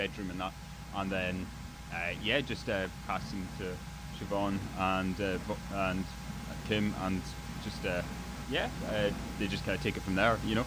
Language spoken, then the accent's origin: English; Outer Hebrides, Scotland, United Kingdom; moved away; I'm originally from the Outer Hebrides